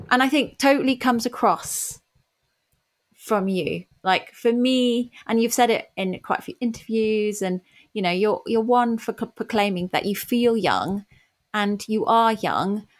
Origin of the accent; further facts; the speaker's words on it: Germany; now in United Kingdom; I grew up in Germany